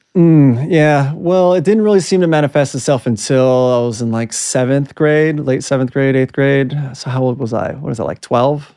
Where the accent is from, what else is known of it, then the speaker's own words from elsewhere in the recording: Los Angeles, California, United States; I grew up in Southern California, Los Angeles